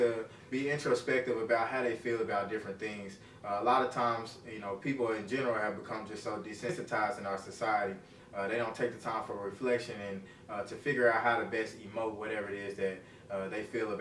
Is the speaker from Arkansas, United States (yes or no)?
yes; Little Rock, Arkansas, United States; also born or lived in Jacksonville, Arkansas; I'm from Jacksonville, Arkansas. It's right outside of Little Rock. I grew up in Little Rock, Arkansas